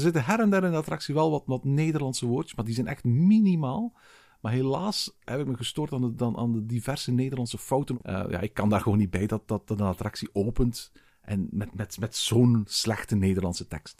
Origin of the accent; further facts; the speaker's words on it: Belgium; bij ons in Tervuren